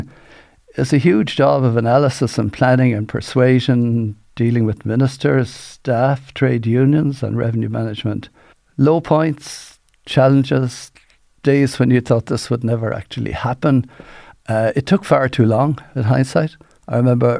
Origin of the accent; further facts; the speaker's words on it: Waterford, Munster, Ireland; I'm from Waterford